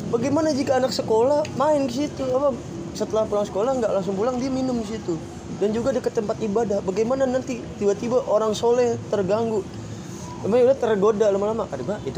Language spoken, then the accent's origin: Indonesian; Bekasi, West Java, Indonesia; kebetulan saya orang Bekasi